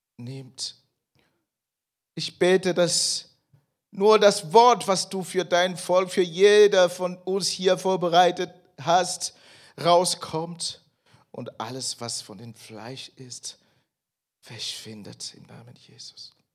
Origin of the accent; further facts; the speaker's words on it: Cameroon; German is a second language; moved away as an adult; now in Germany; ich bin eigentlich äh, aus Kamerun, vielleicht wissen welche nicht, ich bin da geboren. Ich bin nach Deutschland ähm, vor ca. 15 Jahren gekommen und ich war fast 30 Jahre alt.